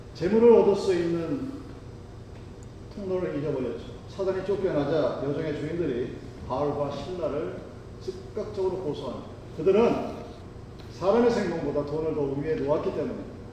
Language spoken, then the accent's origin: Korean; South Korea; born or raised there; moved away as an adult